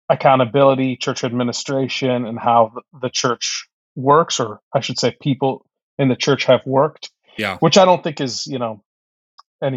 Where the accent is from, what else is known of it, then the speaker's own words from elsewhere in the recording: Egypt; now in United States; I was born in Egypt. And so I grew up in a Muslim family first, and came to Christ through really a relationship with my grandmother when we moved to the States